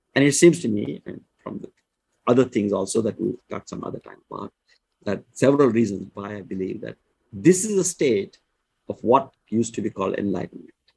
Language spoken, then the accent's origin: English; India; I was born in India.